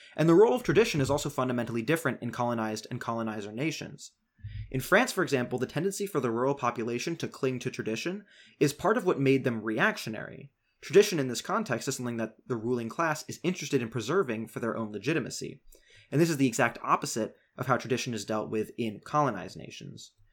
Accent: United States; as an American leftist

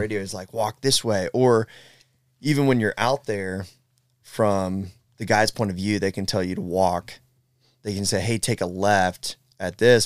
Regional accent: Southeastern Ohio, United States; I'm from Ohio, Southeastern Ohio, live in Columbus

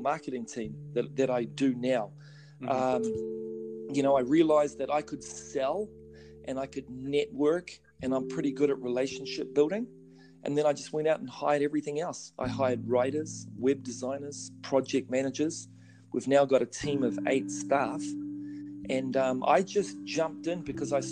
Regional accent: New Zealand; moved away as an adult; now in United States; I'm originally from New Zealand

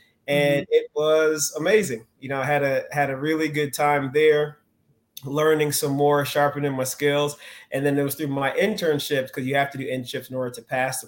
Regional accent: Stone Mountain, Georgia, United States; Stone Mountain was fun. Like, I had some really good experiences. Stone Mountain is very hilly, right? So we did a lot of bike riding.

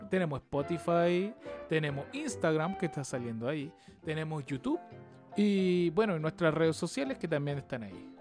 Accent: Chile; Soy chileno

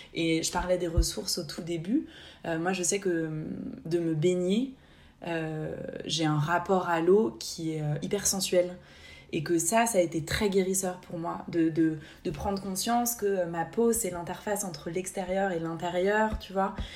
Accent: Haute-Savoie, Auvergne-Rhône-Alpes, France; moved away as an adult; now in Basque Coast, France; j'ai grandi en Haute-Savoie

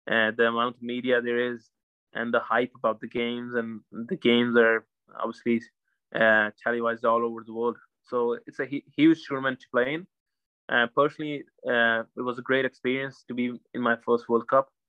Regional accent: Ireland; for us as Irish cricketers, it's it's a, it's a huge like huge thing

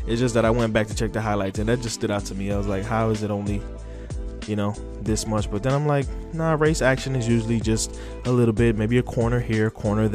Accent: United States; I am American

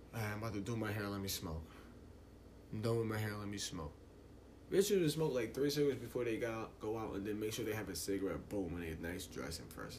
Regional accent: United States; We're American

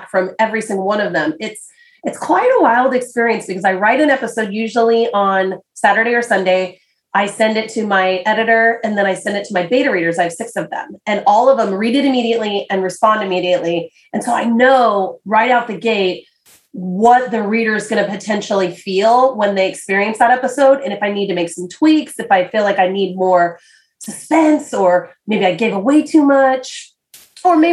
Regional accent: United States; I'm an American

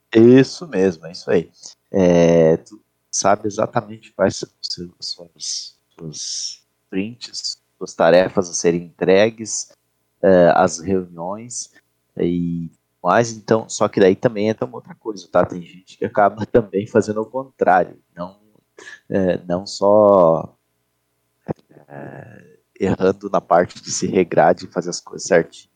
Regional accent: Chapecó, Santa Catarina, Brazil; E aqui em Chapecó, por exemplo, eu sou de Chapecó

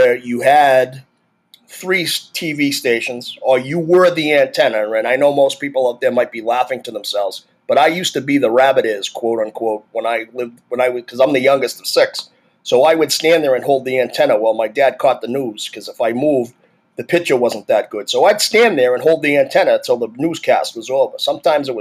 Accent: Massachusetts, United States; I'm from Massachusetts

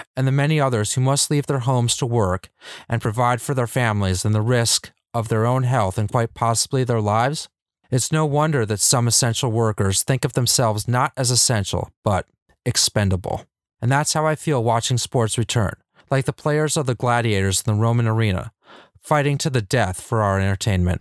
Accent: California, United States; my home state of California

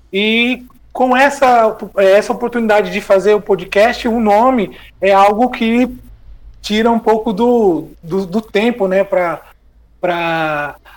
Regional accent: Santana de Parnaíba, São Paulo, Brazil; now in Montevideo, Uruguay; desde quando eu estava aí em São Paulo, eu sou de Santana de Parnaíba, né? Na região metropolitana.

